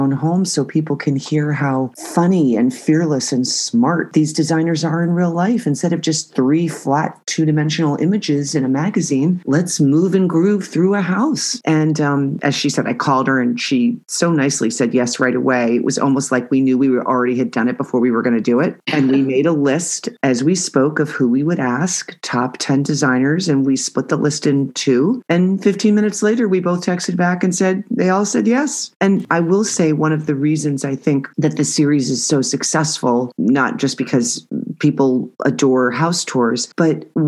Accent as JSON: {"language": "English", "town": "New Preston", "region": "Connecticut", "country": "United States", "tie": "born or raised there", "said": "my hometown of New Preston"}